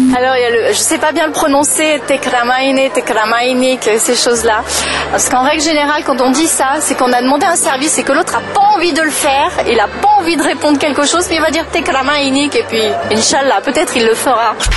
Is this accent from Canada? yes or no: no; France; moved away as an adult; now in Lebanon; je suis française et ça fait 12 ans que j'habite au Liban